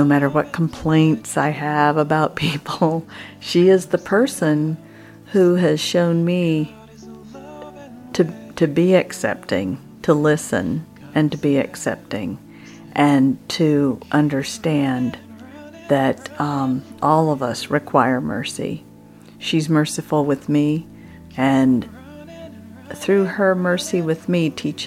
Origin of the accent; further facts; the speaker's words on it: United States; I'm from the United States